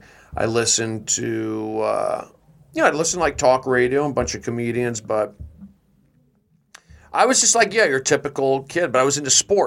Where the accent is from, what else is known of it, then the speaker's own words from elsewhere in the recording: Los Angeles, California, United States; Growing up in the Fernando Valley.